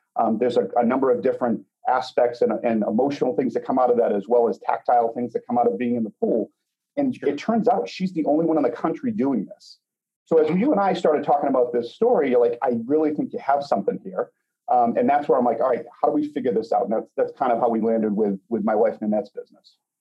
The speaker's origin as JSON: {"language": "English", "town": "Boston", "region": "Massachusetts", "country": "United States", "moved": "yes", "lives_now": "Chicago, United States", "said": "we now live outside of Chicago. We're originally from Boston."}